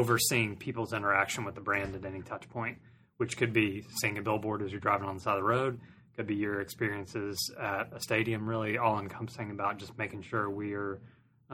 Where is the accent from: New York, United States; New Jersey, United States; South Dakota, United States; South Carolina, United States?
South Carolina, United States; Greenville; also born or lived in Washington, D.C.; I was born and raised in Greenville, went to Clemson, so very local.